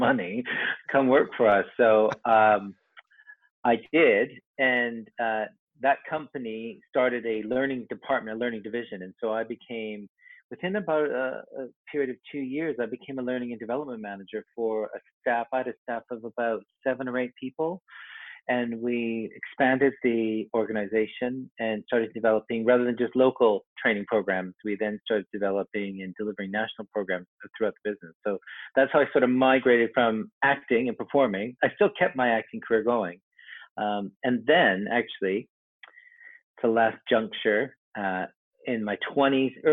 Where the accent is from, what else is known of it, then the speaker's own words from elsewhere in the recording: Vancouver, British Columbia, Canada; moved away; I'm from Canada originally. I grew up in Vancouver